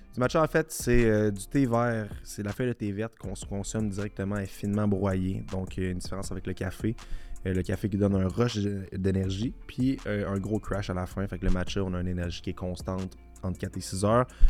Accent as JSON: {"language": "French", "town": "Charny", "region": "Quebec", "country": "Canada", "tie": "born or raised there", "said": "on a grandi ensemble à Charny"}